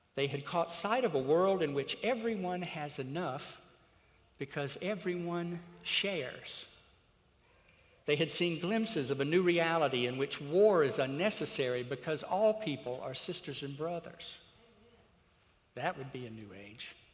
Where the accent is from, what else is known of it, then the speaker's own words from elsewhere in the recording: Crisp County, Georgia, United States; moved away; the little rural county that I grew up in over in Georgia